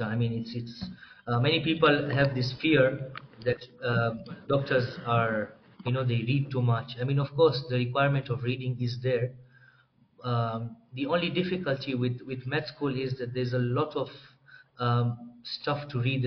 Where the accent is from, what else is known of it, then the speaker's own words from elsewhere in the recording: Dar es Salaam, Tanzania; moved away as an adult; also born or lived in Moshi, Tanzania; now in Nairobi, Kenya; I was born and raised in Tanzania, Dar es Salaam.